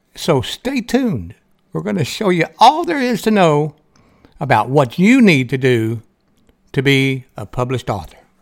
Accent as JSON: {"language": "English", "area": "the South", "region": "Southern United States", "country": "United States", "accent": "Southern", "said": "I have a Southern voice. There's nothing I can do about my accent and how I talk"}